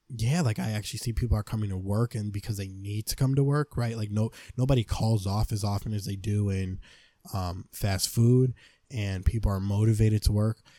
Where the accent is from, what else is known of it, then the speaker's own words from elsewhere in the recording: United States; I see myself as an American man